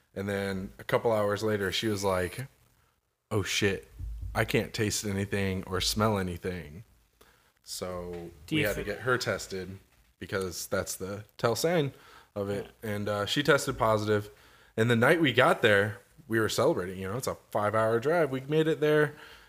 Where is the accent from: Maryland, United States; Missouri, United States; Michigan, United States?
Missouri, United States; Springfield; born there; I was born in Cox Hospital, delivered by Dr. Dix, because that's just fucking hilarious, right?